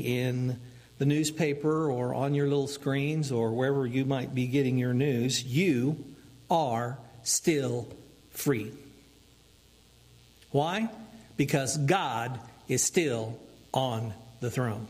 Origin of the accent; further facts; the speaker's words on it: United States; as American